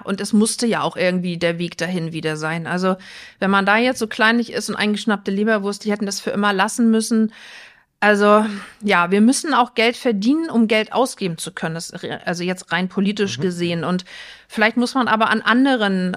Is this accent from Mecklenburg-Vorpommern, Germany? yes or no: yes; Rostock, Mecklenburg-Vorpommern, Germany; now in Flensburg, Germany; Ich bin ein Küstenkind, ich komme aus Rostock